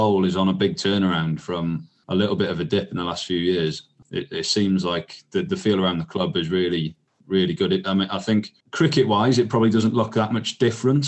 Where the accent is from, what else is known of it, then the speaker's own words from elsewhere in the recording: Wales, United Kingdom; I'm Welsh here